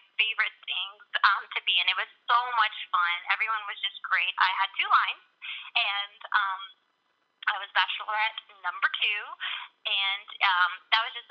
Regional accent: Atlanta, Georgia, United States; I am from Atlanta, Georgia.

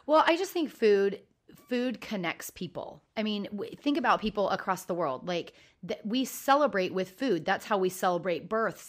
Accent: Oregon, United States; I grew up in Oregon

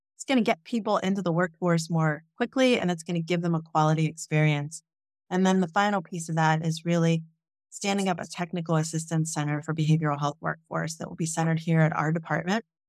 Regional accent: Jefferson County, Appalachia, eastern Ohio, United States; I grew up in Jefferson County

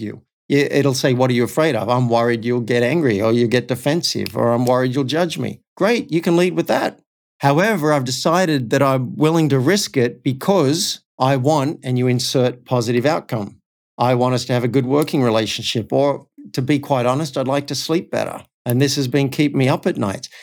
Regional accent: Cessnock, New South Wales, Australia; moved away; I actually went back to my hometown of Cessnock

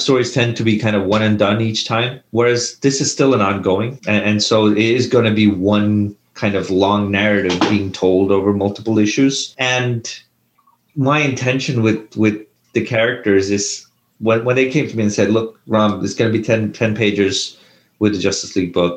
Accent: India; when I was a kid growing up in India

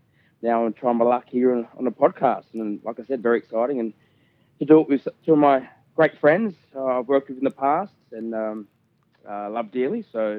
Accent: Sydney, New South Wales, Australia; I'm a proud Wiradjuri man, born and bred on Gadigal country, and I have family ties throughout the Riverina district of New South Wales.

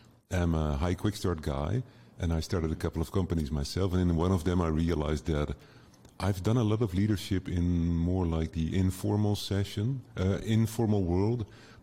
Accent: Netherlands; English is a second language; I'm from the Netherlands.

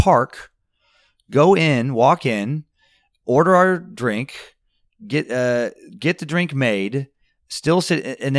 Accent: Riggins, Idaho, United States; also born or lived in Grangeville, Idaho; I was born in Grangeville, Idaho, only because Riggins, Idaho, which is where we actually lived, is not big enough for its own hospital.

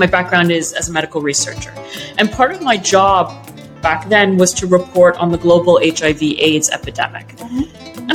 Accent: Canada; also born or lived in Egypt; So I was brought up in Canada, as you said, from Egypt, with an Egyptian father and a Welsh mother

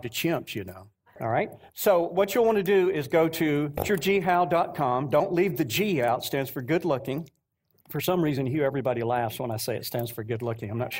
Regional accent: North Georgia, United States; Rebecca and I are from North Georgia, right around the Atlanta area

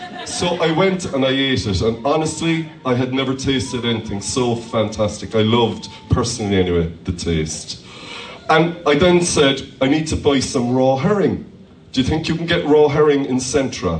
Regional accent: Ireland; I'm Irish. I can't speak any Polish

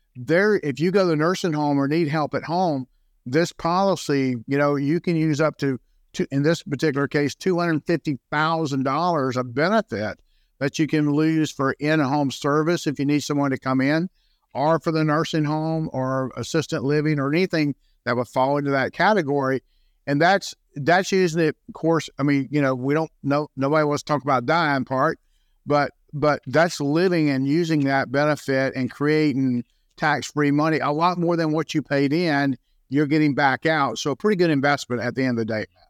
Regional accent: Jacksonville, Florida, United States; also born or lived in St. Johns County, Florida; I was born and raised in Jacksonville, so I didn't move very far

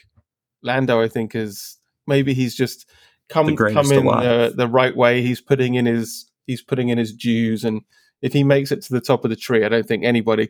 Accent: United Kingdom; like, as a British person, like, you know, I bleed red, white, and blue, you know, in the Union Jack formation.

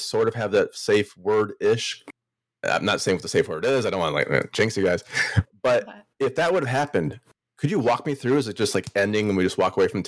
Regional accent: Wisconsin, United States; I'm from Wisconsin

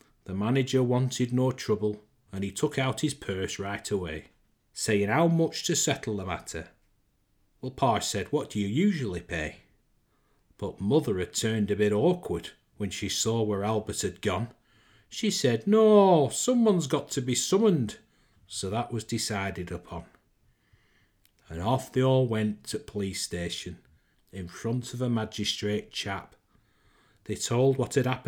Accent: Lancashire, North West England, United Kingdom; accent: Lancashire twang; As I'm from Lancashire, born and bred, I reckon I can pull this accent off

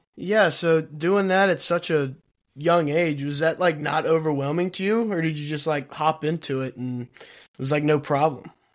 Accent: Kentucky, United States; We're from Kentucky

